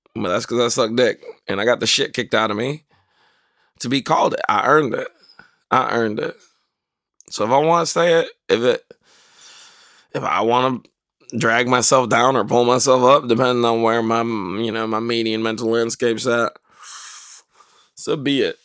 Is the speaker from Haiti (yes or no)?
no; North Carolina, United States; moved away; I grew up in North Carolina